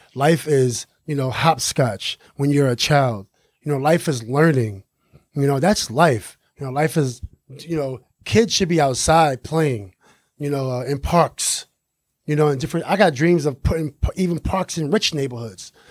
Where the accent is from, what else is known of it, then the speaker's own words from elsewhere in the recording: New York City, New York, United States; growing up in Queensbridge Project, we live in the biggest federal housing projects